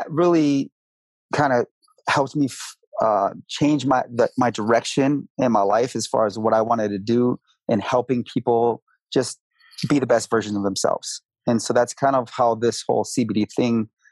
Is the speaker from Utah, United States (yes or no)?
no; Grand Rapids, Michigan, United States; moved away as an adult; now in Colorado, United States; I'm originally from Michigan, Grand Rapids, Michigan. And I moved out to Colorado 11 years ago.